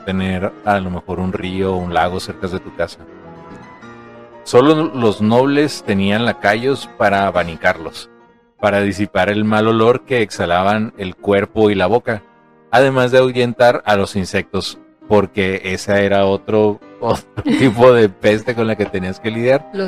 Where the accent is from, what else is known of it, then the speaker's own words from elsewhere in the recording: Mexico; como buen mexicanos que somos